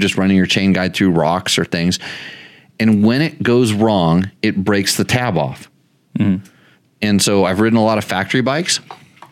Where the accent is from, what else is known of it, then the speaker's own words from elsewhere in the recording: California, United States; I grew up in California